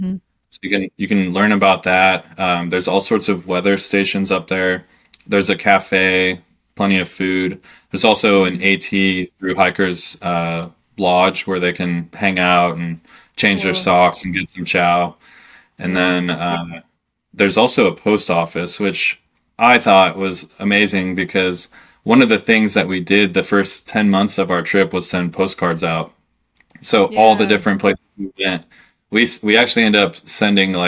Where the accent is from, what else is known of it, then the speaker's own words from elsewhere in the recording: Kansas, United States; moved away as an adult; I grew up in Kansas